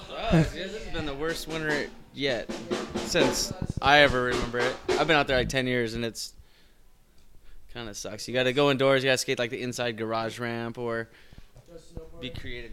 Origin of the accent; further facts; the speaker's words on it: California, United States; now in Denver, United States; I'm from California originally